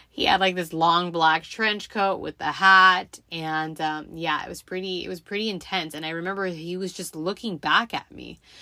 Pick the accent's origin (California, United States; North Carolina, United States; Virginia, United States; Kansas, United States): California, United States; Los Angeles; I grew up in the San Fernando Valley, for those of you who are familiar with Southern California.